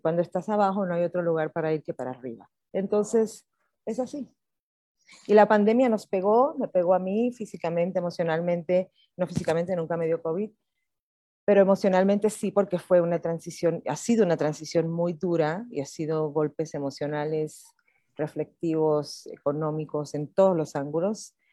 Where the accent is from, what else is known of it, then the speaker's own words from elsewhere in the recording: Puerto Rico; moved away as an adult; now in Mexico City, Mexico; yo soy puertorriqueña